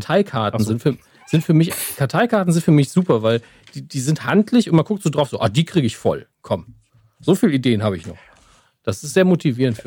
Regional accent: Saarland, Germany; Ich bin Saarländer, ja. Wir, wir grillen eigentlich automatisch

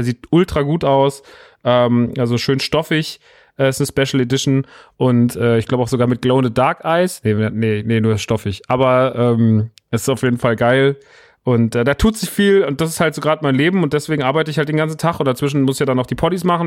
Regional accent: Rodgau, Hesse, Germany; moved away; in Rottgau, meiner alten Heimat

